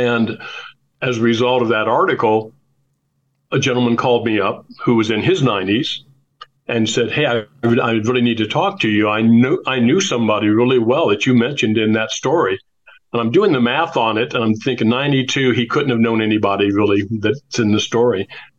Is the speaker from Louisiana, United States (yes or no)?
no; Anderson, Indiana, United States; to my hometown where I was born in Anderson, Indiana.